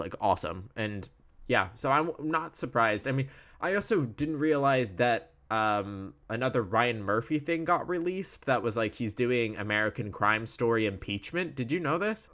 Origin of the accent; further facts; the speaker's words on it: Wales, United Kingdom; I'm Welsh